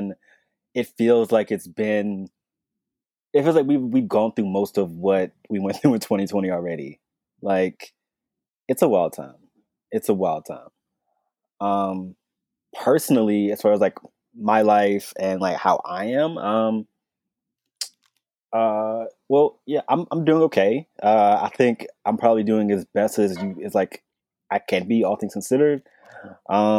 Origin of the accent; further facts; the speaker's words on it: North Carolina, United States; I'm from North Carolina